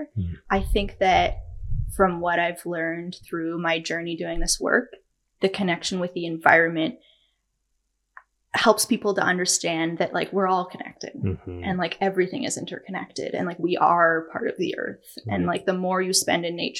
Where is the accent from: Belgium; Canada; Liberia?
Canada; Ontario; moved away as an adult; now in British Columbia, Canada; Everyone thinks I'm from Toronto when I say I'm from Ontario